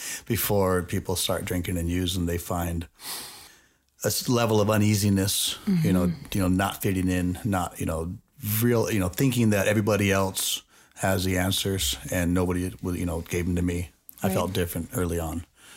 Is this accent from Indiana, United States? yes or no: no; Nevada, United States; I grew up out on Craig Road and Torrey Pines area.